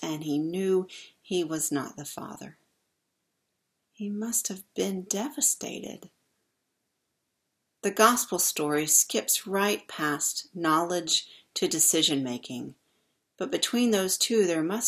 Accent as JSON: {"language": "English", "region": "the South", "country": "United States", "said": "we're from the South"}